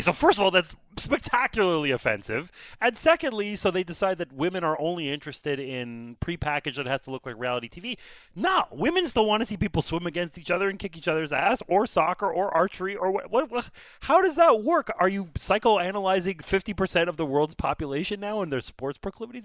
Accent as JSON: {"language": "English", "country": "Canada", "said": "I'm Canadian"}